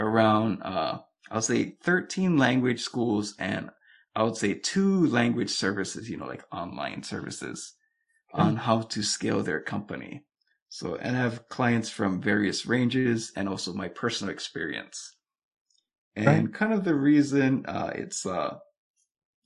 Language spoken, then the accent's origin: English; Hawaii, United States; now in Hokkaido, Japan; I'm from Hawaii